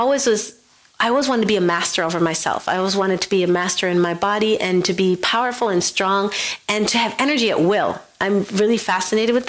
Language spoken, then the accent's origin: English; Buffalo, New York, United States; I grew up in Western New York, in Buffalo, New York